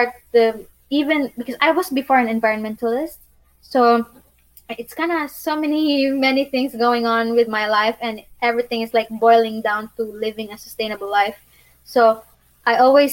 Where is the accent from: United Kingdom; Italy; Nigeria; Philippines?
Philippines; moved away as an adult; now in Bosnia and Herzegovina; I'm from Philippines